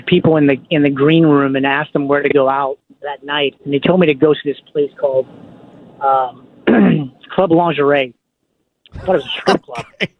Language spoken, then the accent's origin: English; New Orleans, Louisiana, United States; moved away; And he said, where are you from? I'm like, New Orleans.